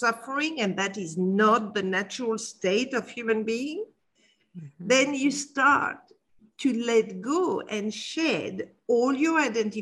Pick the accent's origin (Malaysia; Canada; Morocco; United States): Morocco; Casablanca, Casablanca-Settat; moved away; when I was 12 years old, I was brought up in Casablanca, Morocco